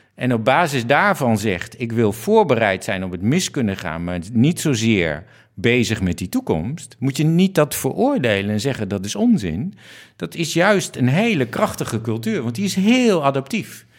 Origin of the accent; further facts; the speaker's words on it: Netherlands; een Nederlandse eh, jongen die uh, waarnemend directeur-generaal eh, Ruimte en Water is